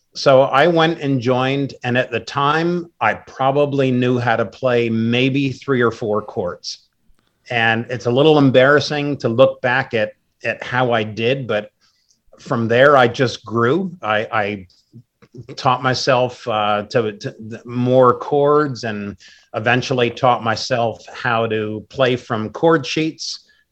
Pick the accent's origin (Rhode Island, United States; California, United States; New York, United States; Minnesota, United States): New York, United States; Wappingers Falls; moved away as an adult; now in Maryland, United States; I grew up in New York, currently live in Maryland, but I've lived all over the world